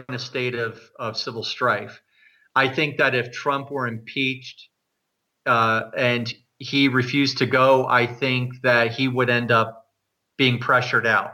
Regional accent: New Jersey, United States; moved away as an adult; also born or lived in New York City; now in Canada; I was born in the United States and I grew up in New Jersey and I lived in New York City for 7 years and then moved here soon after 9/11

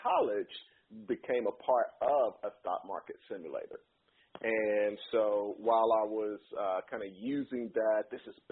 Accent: Chattanooga, Tennessee, United States; moved away as an adult; also born or lived in New York; I am originally from Chattanooga, Tennessee. I grew up there

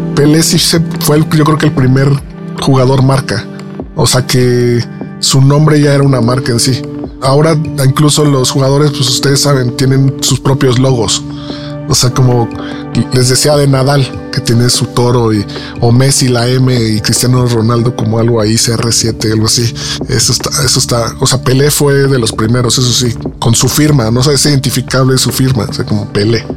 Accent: Mexico; soy mexicano

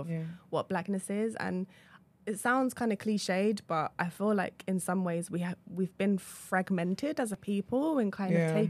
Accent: London, United Kingdom; In London.

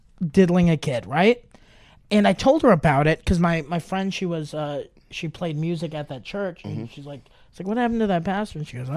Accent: Germany; moved away; when I grew up in Germany

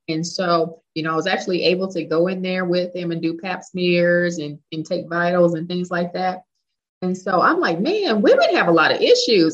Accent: Dallas, Texas, United States; moved away as an adult; also born or lived in England / South Carolina; move back to Texas, which is where I'm from. I'm from Dallas

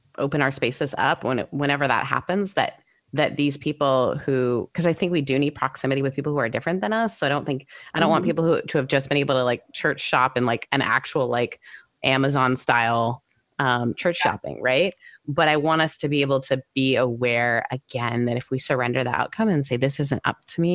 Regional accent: Canada; being Canadian

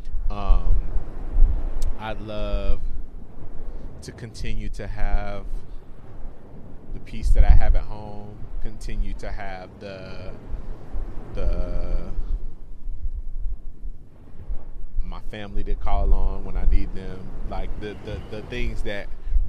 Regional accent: Memphis, Tennessee, United States; moved away; also born or lived in Chicago, Illinois; I am from Memphis, Tennessee, by way of Chicago, Illinois

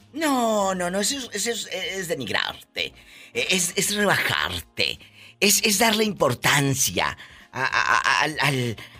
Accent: Matamoros, Tamaulipas, Mexico; mi tierra, en Matamoros, Tamaulipas

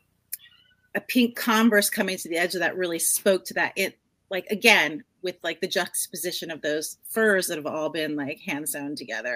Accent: New Jersey, United States; now in California, United States; I grew up in New Jersey

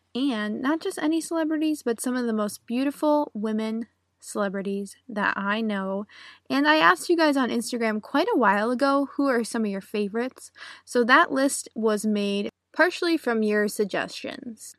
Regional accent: United States; I'm an American English teacher

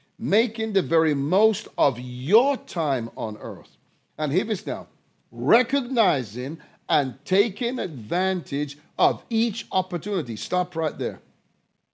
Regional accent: London, United Kingdom; If you come from a country like I do, where there was a class system, I was raised in London

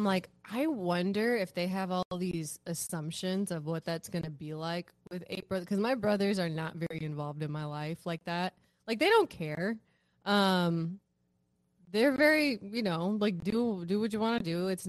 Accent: Sacramento, California, United States; you know, it's also like I grew up in Sacramento, the community I was a part of over there.

